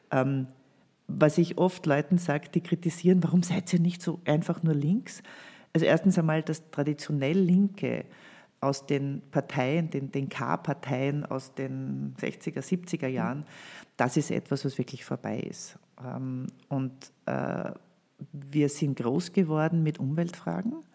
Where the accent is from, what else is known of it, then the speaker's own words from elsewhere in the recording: Gföhl, Lower Austria, Austria; also born or lived in Krems; ich bin in Krems geboren, habe die ersten paar Jahre meines Lebens in Gföhl im Waldviertel verbracht